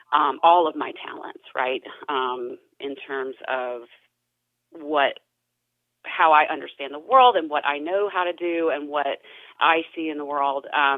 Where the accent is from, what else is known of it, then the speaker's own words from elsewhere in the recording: Spartanburg, South Carolina, United States; That is correct. Yeah, if you've been up 85 heading to Charlotte, you've passed it.